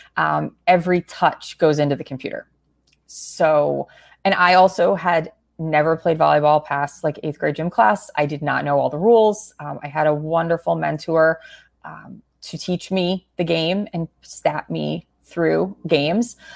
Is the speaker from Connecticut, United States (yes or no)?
yes; Connecticut, United States; growing up in Connecticut